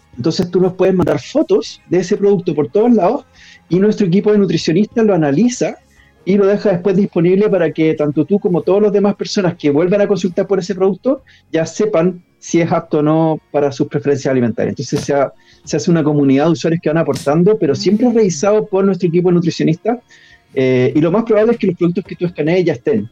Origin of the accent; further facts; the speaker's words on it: Pirque, Santiago Metropolitan Region, Chile; vivía en Pirque, que es una zona de Santiago